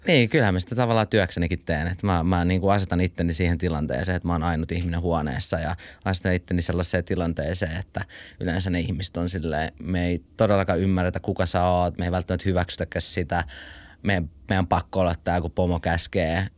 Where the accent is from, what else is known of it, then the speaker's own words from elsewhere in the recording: Finland; also born or lived in Switzerland; mä en ole syntynyt Suomessa, mä synnyin Sveitsissä ja Me tultiin, kun mun isä lähti, kun mä olin yhdeksän kuukautinen